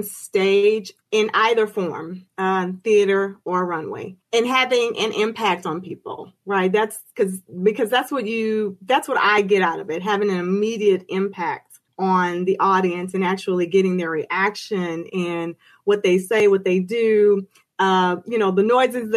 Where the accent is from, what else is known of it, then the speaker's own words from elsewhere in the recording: Houston, Texas, United States; I am native Houston from Houston, Texas. I've moved, come back, but from here